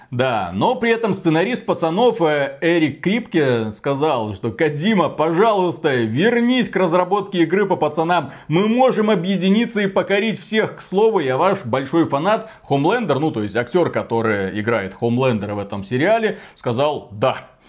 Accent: Belarus; как белорус

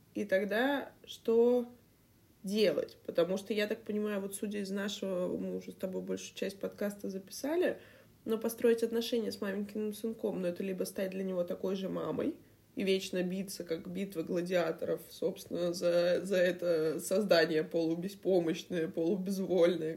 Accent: Saint Petersburg, Russia; я ещё из Петербурга, знаешь, у нас эти, м, парадные булки хлеба, там, я не знаю, эти дв-, дворы колодцы

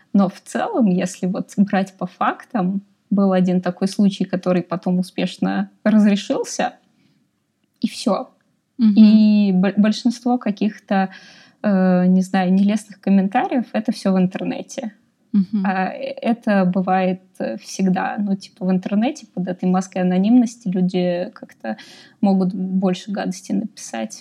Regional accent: Russia; moved away as an adult; now in Austria; я вообще решила из России уезжать

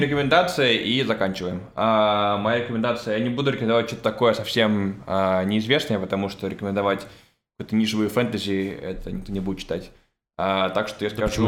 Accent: Russia; moved away; я уехал из России

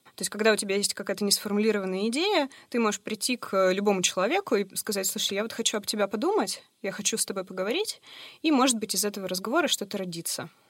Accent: Yekaterinburg, Sverdlovsk Oblast, Russia; Мне 32 года, я родилась в Екатеринбурге

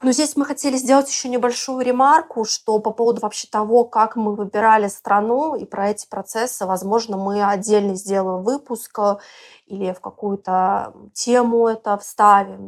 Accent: Belarus; moved away as an adult; also born or lived in Moscow, Russia; now in Bali, Indonesia; я вообще из Беларуси и до четырнадцатого года жила, училась там.

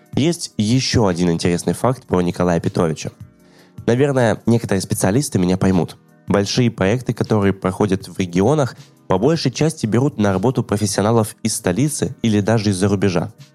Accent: Yalta, Crimea, Ukraine; в моем родном городе Ялта

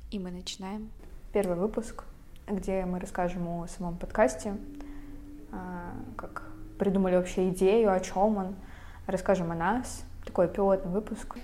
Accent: Veliky Novgorod, Novgorod Oblast, Russia; moved away as an adult; now in Saint Petersburg, Russia; Мы переехали в Санкт-Петербург я из Великого Новгорода, это совсем недалеко от Питера

